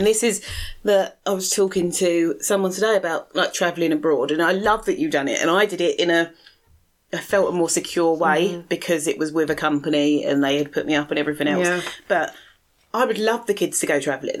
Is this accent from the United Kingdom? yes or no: yes; London, United Kingdom; I grew up in Southeast London